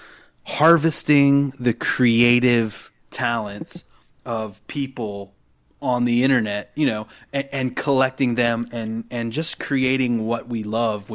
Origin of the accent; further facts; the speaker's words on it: Cumberland, Maryland, United States; I'm from Cumberland, Maryland, shout out MD